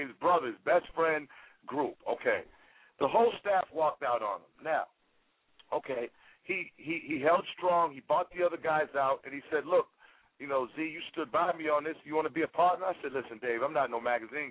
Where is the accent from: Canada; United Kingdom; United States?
United States; Boston, Massachusetts; I grew up in Boston